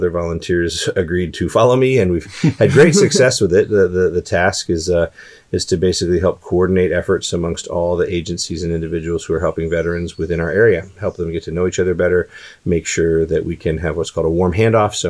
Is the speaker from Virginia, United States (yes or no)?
no; Prince George's County, Maryland, United States; I was raised in Prince George's County, Maryland